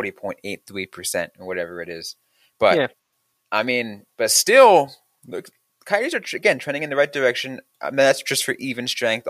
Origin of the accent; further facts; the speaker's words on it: Bay Area, California, United States; growing up in the Bay Area